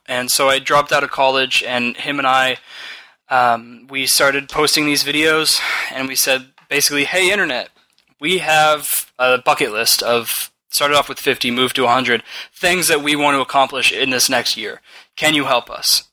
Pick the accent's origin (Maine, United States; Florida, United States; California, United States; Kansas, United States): California, United States; We're from California